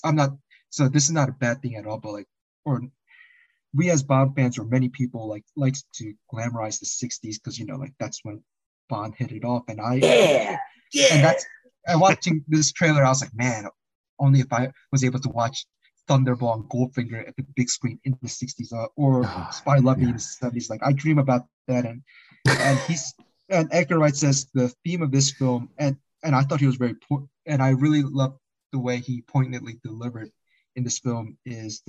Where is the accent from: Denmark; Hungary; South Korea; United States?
South Korea; English is a second language; moved away; I was born in the Korea in the 80s